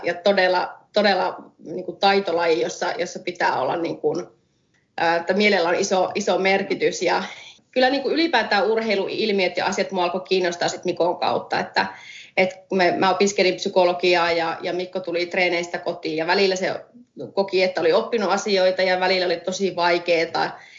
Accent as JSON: {"language": "Finnish", "town": "Oulunsalo", "region": "North Ostrobothnia", "country": "Finland", "tie": "born or raised there", "also_born_or_lived": "Oulu / London", "moved": "yes", "said": "mä oon Oulusta kotoisin alun perin ja Oulussa syntynyt, Oulun salossa kasvanut, käynyt siellä ala- ja yläkoulun"}